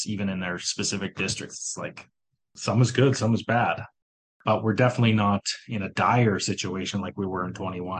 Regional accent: Miami, Manitoba, Canada; also born or lived in Winnipeg; my hometown is near Miami

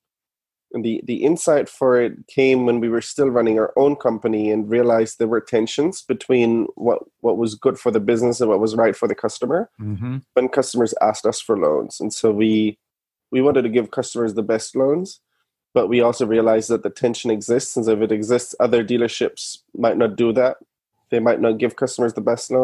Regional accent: Germany; moved away as an adult; now in United States; I'm from Germany originally. I moved to the US in 11, went to Stanford Business School.

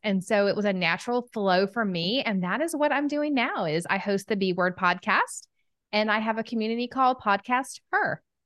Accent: Southern United States, United States; accent: Southern; my Southern accent

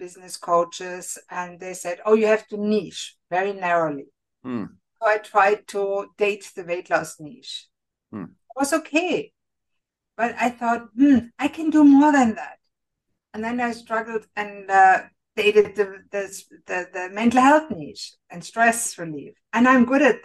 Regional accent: Germany; moved away as an adult; now in Canada; Germany, I was born and raised in Germany

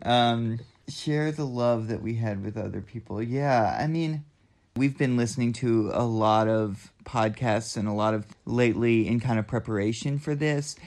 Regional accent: Southeastern Kentucky, United States; moved away as an adult; also born or lived in Boston / Oakland, California; now in Asheville, United States; I'm from Southeastern Kentucky

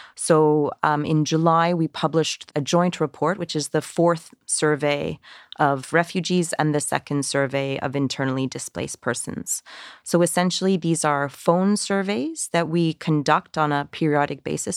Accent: Canada; I'm I'm Canadian

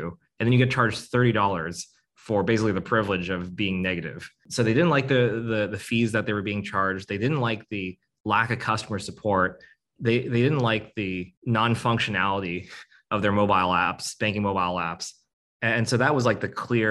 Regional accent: United States; I was born here in the States, but my parents were born in Vietnam

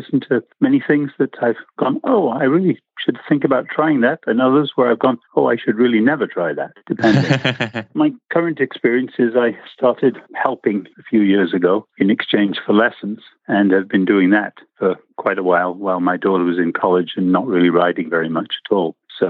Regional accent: England, United Kingdom; moved away as an adult; also born or lived in Nairobi, Kenya; now in San Diego, United States; And I'm originally from United Kingdom, sort of, in that I was born in Africa, in Nairobi.

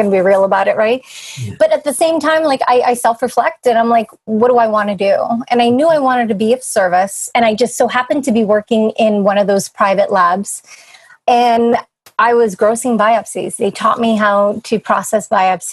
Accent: New England, United States; moved away as an adult; we're from New England

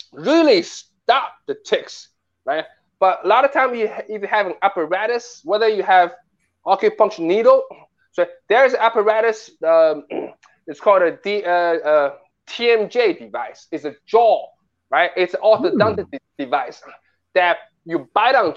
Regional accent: New York City, New York, United States; also born or lived in Nanjing, Jiangsu, China; I grew up in Bayside, Queens.

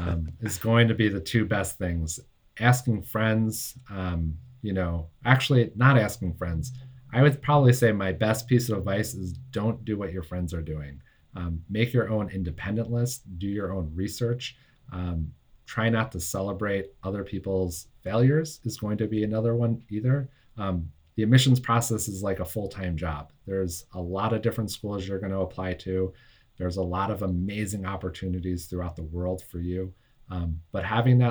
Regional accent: United States; I only live about 20 miles from Manhattan

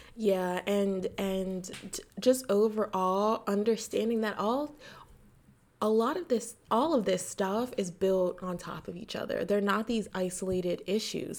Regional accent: United States; I'm American.

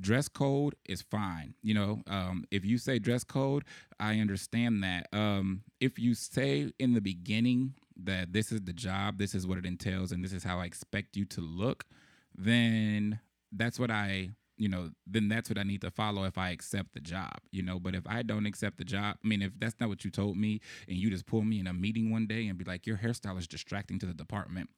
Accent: Chicago, Illinois, United States; growing up in Chicago

